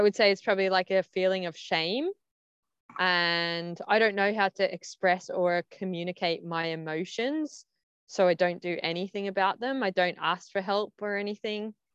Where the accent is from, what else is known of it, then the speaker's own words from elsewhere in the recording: Ireland; accent: Aussie, Irish; first language English; also born or lived in Australia; I had an Aussie accent, then I had an Irish accent.